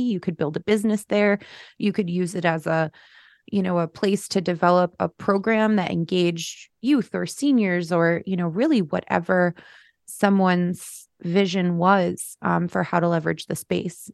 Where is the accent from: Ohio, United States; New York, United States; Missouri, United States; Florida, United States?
New York, United States; Schenectady; I'm born and raised in Schenectady.